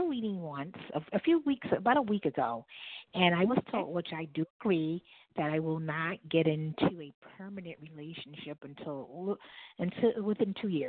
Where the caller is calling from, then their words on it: New York City, New York, United States; This is …. I'm calling from New York City.